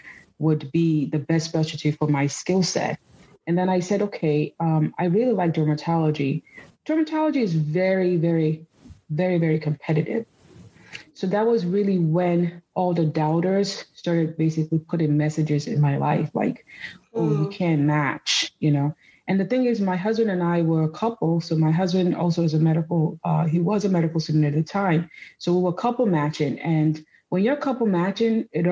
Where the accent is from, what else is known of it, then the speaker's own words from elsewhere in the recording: Nigeria; also born or lived in United States; now in New York, United States; So I was born in the U.S. to Nigerian parents. My parents came here to study. So they moved back to Nigeria in the 80s, the early 80s, after they had me and my siblings. So I grew up in Nigeria